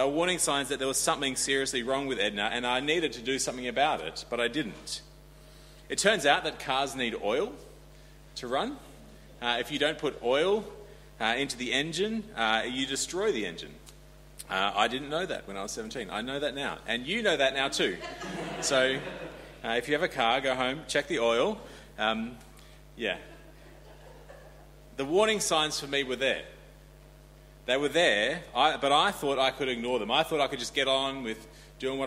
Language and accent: English; Australia; I grew up in Australia